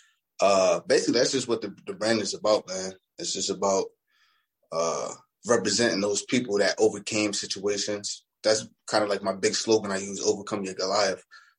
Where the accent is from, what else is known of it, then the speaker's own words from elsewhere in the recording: Brooklyn, New York, United States; born there; Brooklyn. I was born in Kings County Hospital.